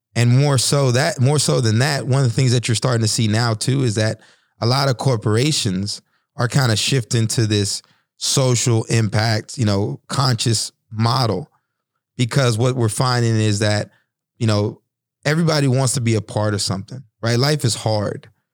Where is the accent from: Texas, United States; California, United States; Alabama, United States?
Texas, United States; when I was growing up in Texas